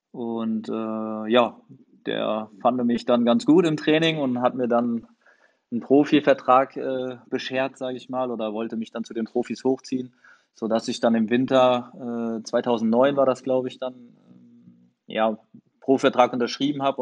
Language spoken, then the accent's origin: German; Frankfurt, Hesse, Germany; Ähm, ja, also natürlich an meine Zeit in Frankfurt. Ähm, ich meine, ich komme von da, äh, bin dort groß geworden in der Jugend, äh, alle Jugendmannschaften durchlaufen.